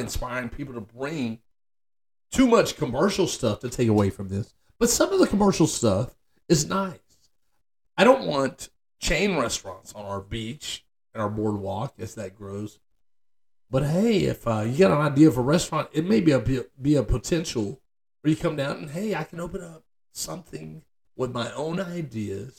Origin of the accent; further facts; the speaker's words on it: Dallas, Texas, United States; now in Corpus Christi, United States; I grew up Central Texas in Dallas. I'm from Dallas